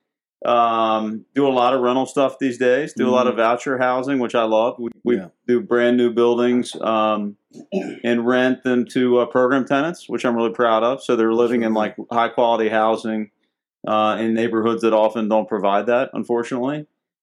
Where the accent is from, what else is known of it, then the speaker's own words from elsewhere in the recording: Haymarket, Virginia, United States; I'm from Haymarket, Virginia